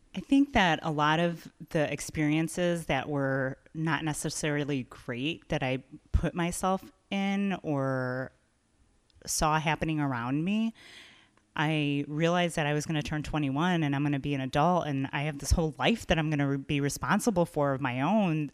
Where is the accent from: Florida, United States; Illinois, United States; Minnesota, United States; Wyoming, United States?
Illinois, United States; Chicago; I'm from here, I love Chicago